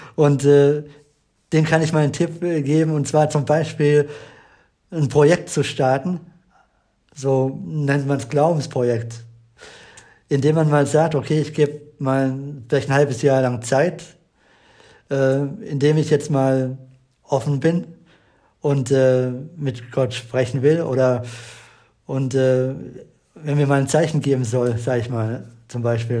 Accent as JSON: {"language": "German", "town": "Eberbach", "region": "Baden-Württemberg", "country": "Germany", "said": "bei uns in Eberbach"}